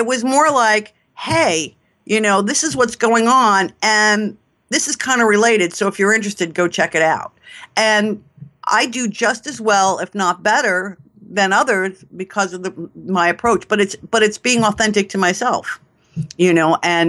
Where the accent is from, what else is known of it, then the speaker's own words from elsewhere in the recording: New York, United States; I mean, if you can't tell from my accent, I'm a New Yorker.